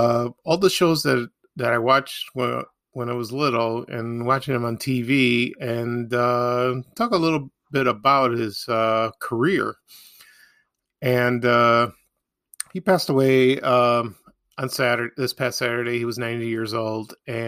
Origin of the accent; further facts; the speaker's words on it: Chicago, Illinois, United States; growing up in Chicago.